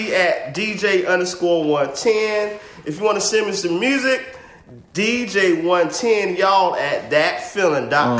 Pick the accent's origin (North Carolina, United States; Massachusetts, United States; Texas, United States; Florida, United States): North Carolina, United States; Zebulon; moved away; Born and raised in Zebulon